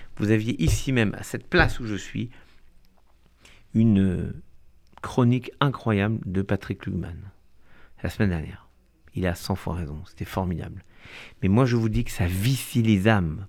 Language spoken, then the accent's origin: French; France; en tant que juifs, en tant que français